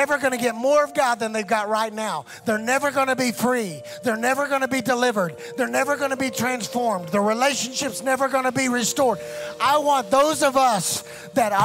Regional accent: West Oklahoma, United States; I grew up in West Oklahoma

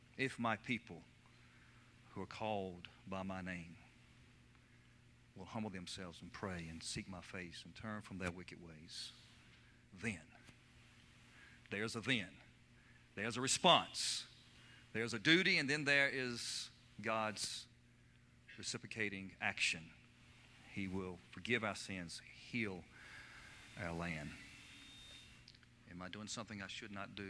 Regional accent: Lynchburg, Virginia, United States; accent: central Virginia dialect; I'm from Virginia, born in Lynchburg, Virginia, from the central part of the state, and there's a distinct dialect that comes out of that part of our nation

